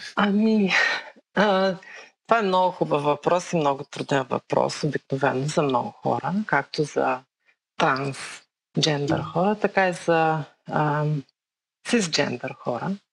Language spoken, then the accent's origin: Bulgarian; Bulgaria; moved away as an adult; now in Kentucky, United States; Родена съм в България.